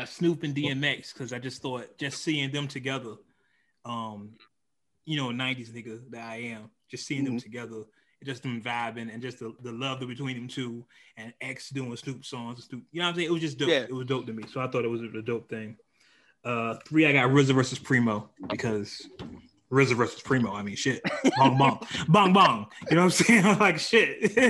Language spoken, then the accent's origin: English; the Bay Area, California, United States; I am from the Bay